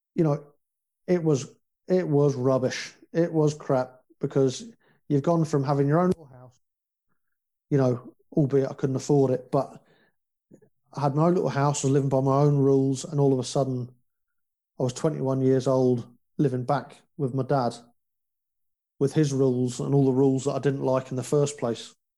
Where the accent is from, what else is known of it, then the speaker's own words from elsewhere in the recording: United Kingdom; also born or lived in Northern Ireland; we're British